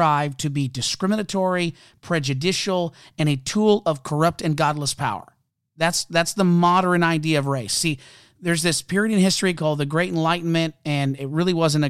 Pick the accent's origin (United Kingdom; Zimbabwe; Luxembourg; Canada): Canada; I'm a Canadian